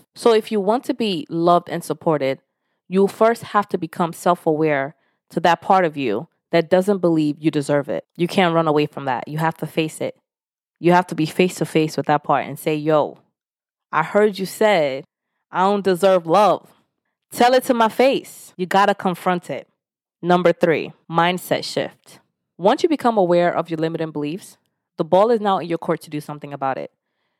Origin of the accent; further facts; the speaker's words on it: Nigeria; Especially being Nigerian, there are 3 jobs you're supposed to have. Doctor, lawyer, or engineer. Anything out of that, it's like it's just not an option growing up.